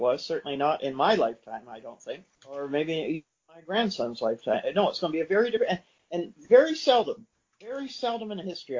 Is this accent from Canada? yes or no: yes; Midland, Ontario, Canada; I grew up in one in Midland, Ontario, was among those municipalities that went bankrupt.